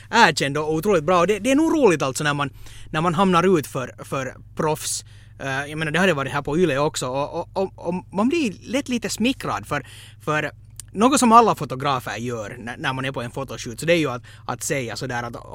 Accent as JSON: {"language": "Swedish", "country": "Finland", "said": "Men som finlandssvensk så antog jag"}